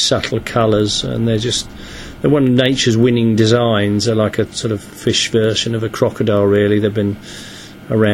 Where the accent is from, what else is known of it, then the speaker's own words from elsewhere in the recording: Enfield, London, United Kingdom; I was brought up in Enfield, North London.